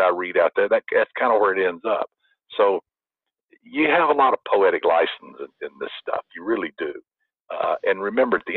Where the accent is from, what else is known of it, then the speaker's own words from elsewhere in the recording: Alabama, United States; also born or lived in the South; now in California, United States; I'm from Alabama